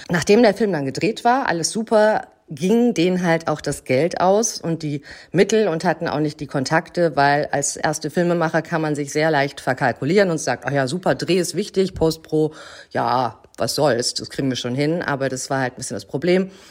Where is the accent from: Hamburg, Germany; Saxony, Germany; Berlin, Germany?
Hamburg, Germany; Ich bin Schauspielerin, ich komme aus Hamburg und ich habe angefangen zu Schauspielern mit 17.